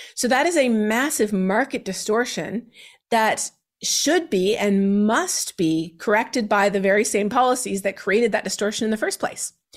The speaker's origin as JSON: {"language": "English", "country": "Canada", "said": "my home country of Canada"}